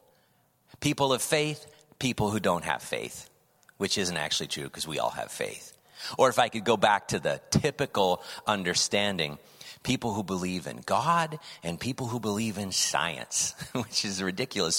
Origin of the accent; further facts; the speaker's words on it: California, United States; also born or lived in Indiana; I was then raised in California.